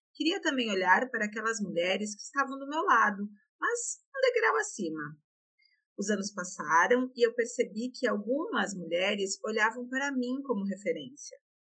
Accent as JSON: {"language": "Portuguese", "town": "Vitória", "region": "Espírito Santo", "country": "Brazil", "tie": "born or raised there", "said": "eu sou capixaba e carinhosamente venho do meu país, Maruípe, é, onde eu nasci, cresci e vivo até hoje"}